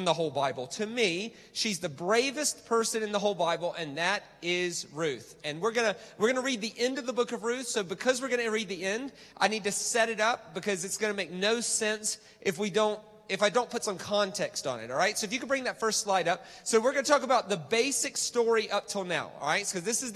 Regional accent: United States; I'm American

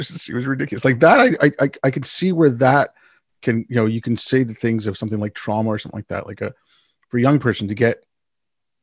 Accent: Canada; also born or lived in India; my family moved from India when I was six. So, you know, I'd go back every now and then, but I grew up in Canada

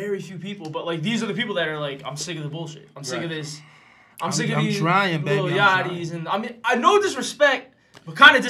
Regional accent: New Jersey, United States; I'm from Jersey.

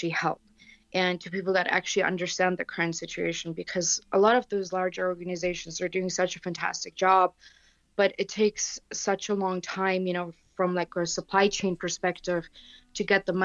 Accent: Ukraine; also born or lived in Europe; I myself am Ukrainian. I was born and raised in Europe

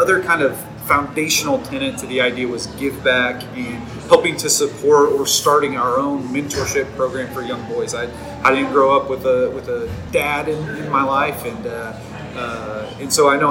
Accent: Stillwater, Oklahoma, United States; now in Oklahoma City, United States; So Stillwater is my hometown. Even though I live in Oklahoma City right now, I'm here all the time.

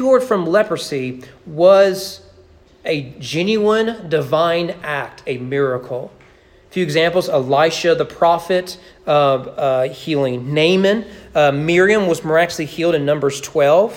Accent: Kentucky, United States; I grew up in Kentucky

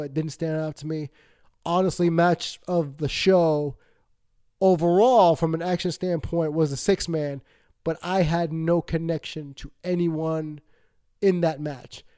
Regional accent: Northeast, United States; I'm from the Northeast

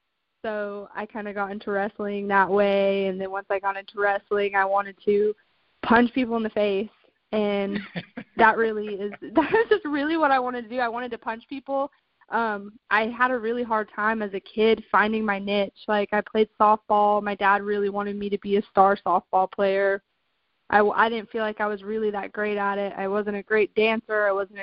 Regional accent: Albuquerque, New Mexico, United States; moved away as an adult; also born or lived in Florida / South Carolina; I was born in Florida, and I had moved to South Carolina when I was around 8 or 9. And then I moved from South Carolina to Albuquerque, New Mexico, where I lived until I was 19 years old.

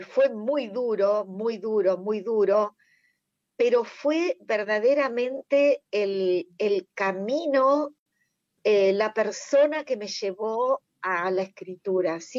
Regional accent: Buenos Aires Province, Argentina; yo también soy bonaerense, he vivido en muchos pueblos, ciudades de la provincia de Buenos Aires

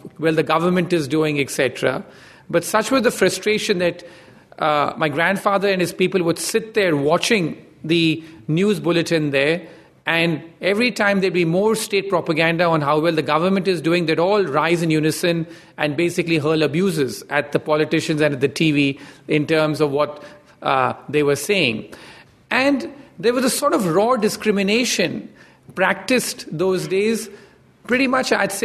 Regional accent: India; I grew up in India

